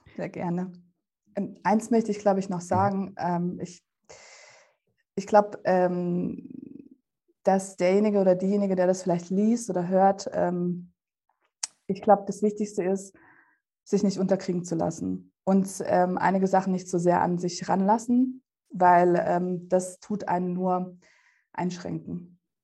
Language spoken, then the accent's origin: German; Germany; German is a second language; also born or lived in Russia; wo ich in Deutschland eingeschult worden wäre, hätte ich auch in Russland eingeschult werden sollen